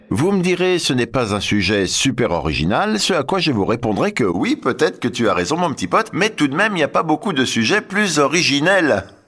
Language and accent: French; France; chez nous en France